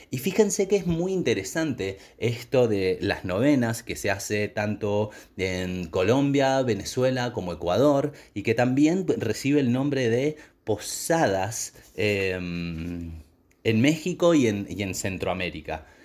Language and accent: Spanish; Argentina; siendo argentinos